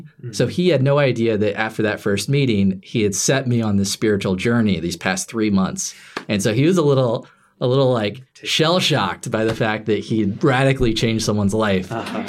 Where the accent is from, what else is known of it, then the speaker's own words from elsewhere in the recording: Lapel, Indiana, United States; Yeah, this is at Our Lady, because I was living in LaPel, Indiana, farm town. It's a speck on the map.